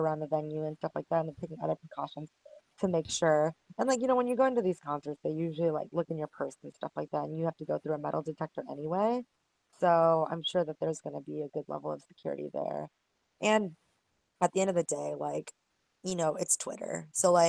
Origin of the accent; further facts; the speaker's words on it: South Korea; now in United States; And I'm from Korea, and I think everybody already owns a gun, and we have open carry laws in the States.